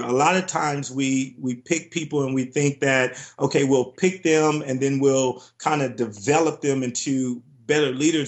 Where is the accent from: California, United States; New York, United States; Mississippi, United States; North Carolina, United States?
California, United States; Compton; moved away; growing up in Compton, California, it was tough, it was rough